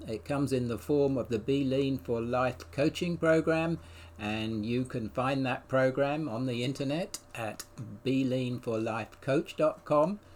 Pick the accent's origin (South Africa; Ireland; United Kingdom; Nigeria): United Kingdom; England; now in United States; I'm an Englishman